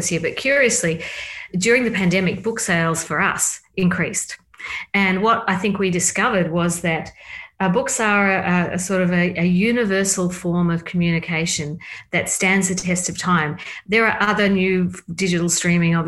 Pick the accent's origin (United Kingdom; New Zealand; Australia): Australia; moved away as an adult; also born or lived in Berkeley, California; now in Kansas City, United States; I was raised in Australia. I came to the States when I was 16 as an exchange student